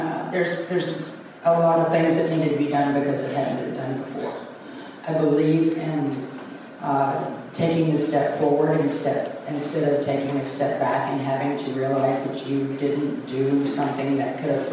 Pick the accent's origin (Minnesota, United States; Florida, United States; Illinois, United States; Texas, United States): Texas, United States; Flatonia; I am from Flatonia, Texas. I was born and raised there. Born and born, raised in Flatonia.